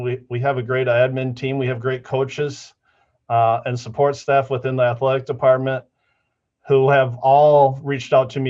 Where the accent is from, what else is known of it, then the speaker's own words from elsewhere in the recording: Midwest, United States; also born or lived in Iowa; So I grew up basically in the Midwest. I like to say I was born in Iowa, but we moved a lot as a family.